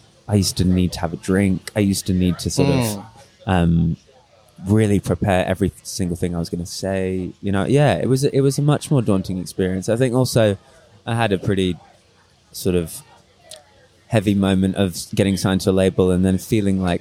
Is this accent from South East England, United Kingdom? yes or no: yes; Reading, South East England, United Kingdom; moved away; also born or lived in London; I lived back in my hometown Reading with my parents